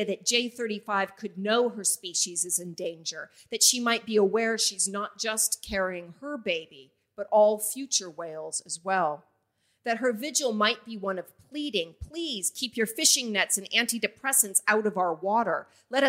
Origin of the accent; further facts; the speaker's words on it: Vashon Island, Washington, United States; now in Wollongong, Australia; As an immigrant to Australia, the water connects and separates Wollongong, where I live now, from the small island in the Puget Sound where I grew up in the United States